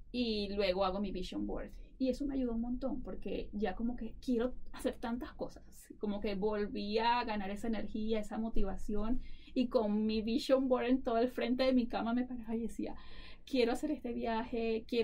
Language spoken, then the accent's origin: Spanish; Venezuela; moved away as an adult; now in Colorado, United States; sabes que soy de Venezuela